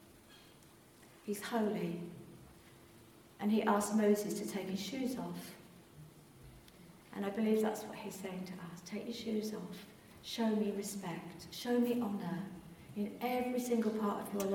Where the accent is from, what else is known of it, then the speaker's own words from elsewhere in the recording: England, United Kingdom; We're very English